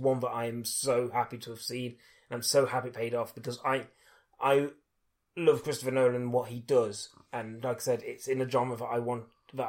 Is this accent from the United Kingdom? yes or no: yes; United Kingdom; being British